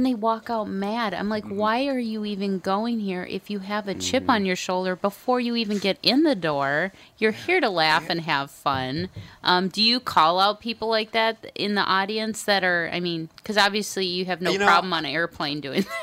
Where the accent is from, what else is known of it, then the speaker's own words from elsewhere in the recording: Minnesota, United States; I'm a Minnesotan.